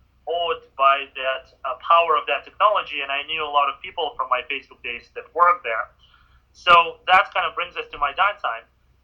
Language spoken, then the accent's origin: English; Vancouver, British Columbia, Canada; moved away as an adult; now in San Francisco, United States; So I from 16 onwards, I was growing up in Vancouver, going to school, got my degree, and my first job was in cybersecurity and antivirus research in Vancouver, Canada.